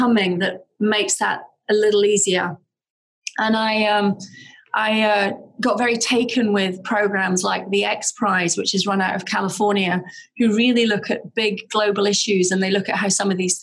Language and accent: English; Aberdeen, Scotland, United Kingdom; now in Seattle, United States; I grew up in Aberdeen in the north of Scotland